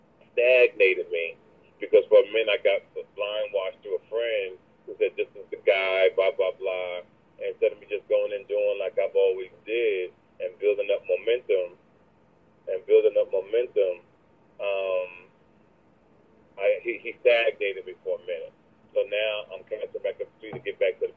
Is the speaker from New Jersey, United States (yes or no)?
yes; Jersey City, New Jersey, United States; I'm originally from Jersey City, New Jersey